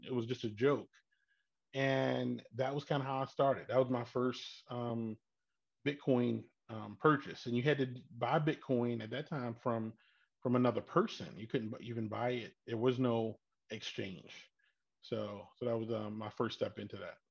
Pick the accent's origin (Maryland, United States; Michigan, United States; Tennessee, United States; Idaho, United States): Maryland, United States; Baltimore; born and raised in Baltimore.